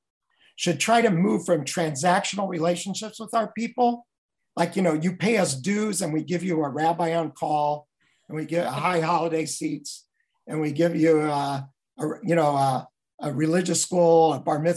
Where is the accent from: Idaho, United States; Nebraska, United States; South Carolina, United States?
Nebraska, United States; Omaha; now in Los Angeles, United States; our rabbi growing up in Omaha, Bethel Synagogue